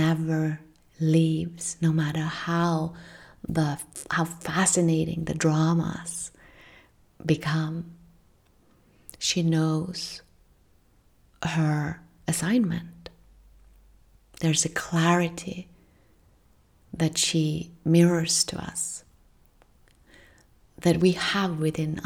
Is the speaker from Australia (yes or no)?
no; Norway; from where I come from in Northern Europe. I'm from Norway.